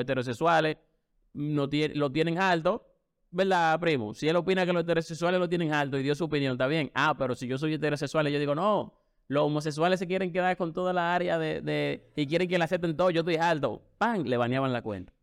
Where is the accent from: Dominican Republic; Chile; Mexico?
Dominican Republic